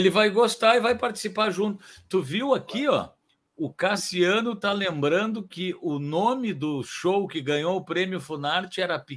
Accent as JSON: {"language": "Portuguese", "region": "São Paulo", "country": "Brazil", "tie": "born there", "said": "eu nasci em São Paulo, mas eu sou gaúcho, na verdade, porque eu me, é. a família é gaúcha"}